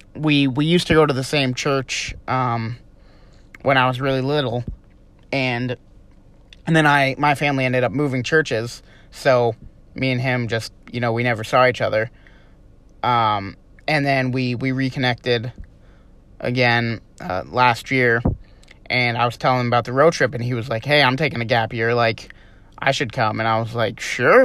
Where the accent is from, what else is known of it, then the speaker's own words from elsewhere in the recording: Vermont, United States; moved away as an adult; we're from Vermont.